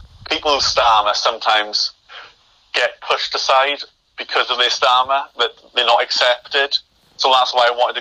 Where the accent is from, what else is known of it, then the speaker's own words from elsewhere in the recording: United Kingdom; us as being British